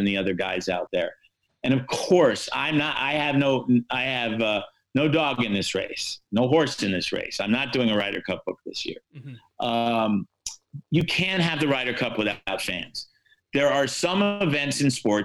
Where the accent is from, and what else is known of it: United States